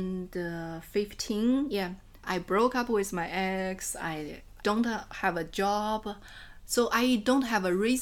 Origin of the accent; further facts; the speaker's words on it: Enshi, Hubei, China; English is a second language; moved away as an adult; now in Chengdu, China; I come from Hubei, Enshi. Hubei Enshi is a Miao and a Tujia minority region. And I come from a very small village in Enshi.